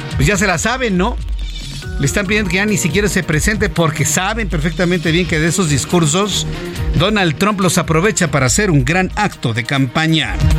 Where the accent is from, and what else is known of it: Mexico